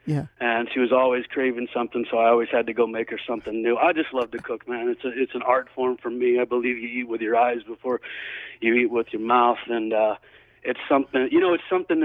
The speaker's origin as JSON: {"language": "English", "region": "Oklahoma", "country": "United States", "tie": "born or raised there", "also_born_or_lived": "Dallas, Texas", "moved": "yes", "lives_now": "California, United States", "said": "I grew up in Texas, grew up in Oklahoma, was born in Dallas."}